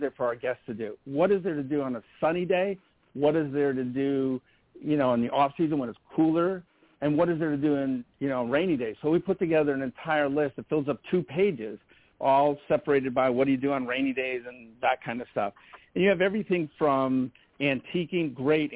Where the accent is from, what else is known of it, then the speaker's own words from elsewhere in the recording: Madison, Connecticut, United States; I actually grew up in this town